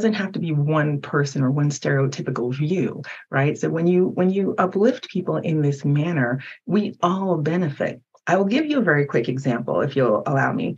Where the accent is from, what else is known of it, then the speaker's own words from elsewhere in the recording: United States; English is a second language; While I was born in America, I didn't speak English until I was 5